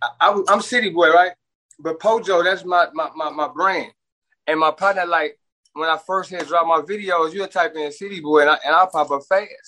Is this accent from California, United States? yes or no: no; Chicago, Illinois, United States